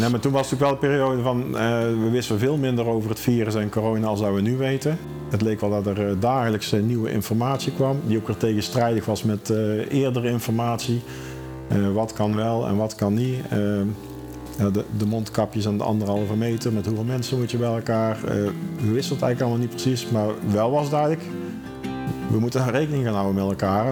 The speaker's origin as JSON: {"language": "Dutch", "town": "Schijndel", "region": "North Brabant", "country": "Netherlands", "tie": "born or raised there", "moved": "yes", "lives_now": "Eindhoven, Netherlands", "said": "ik eh, ben wel geboren en getogen in Schijndel, maar ik woon inmiddels in Eindhoven."}